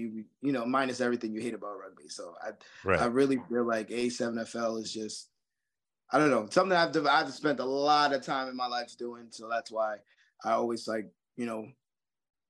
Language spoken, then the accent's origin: English; Roselle, New Jersey, United States; moved away as an adult; now in North Carolina, United States; that was my hometown where I grew up